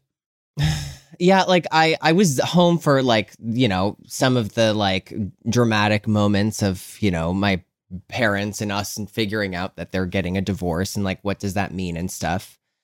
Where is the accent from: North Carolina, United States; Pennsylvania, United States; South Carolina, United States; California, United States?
Pennsylvania, United States; Scranton; moved away; also born or lived in Philadelphia; I'm from Scranton, Pennsylvania